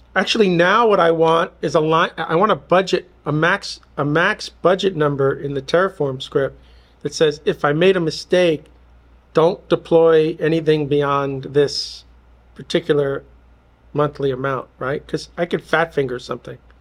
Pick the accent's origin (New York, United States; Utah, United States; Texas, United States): New York, United States; growing up in New York